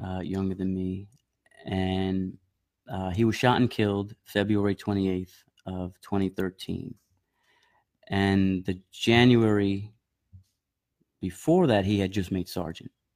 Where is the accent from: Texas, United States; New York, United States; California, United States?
New York, United States; Medford; also born or lived in Bronx, New York; I was born in the Bronx, uh, five years old. We moved to Long Island, New York, to, uh, Suffolk County